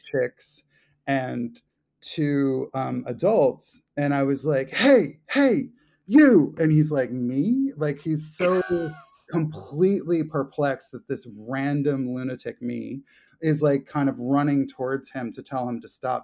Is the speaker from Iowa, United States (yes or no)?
no; Long Beach Island, New Jersey, United States; now in New York, United States; where I grew up in South Jersey, uh, southern tip of Long Beach Island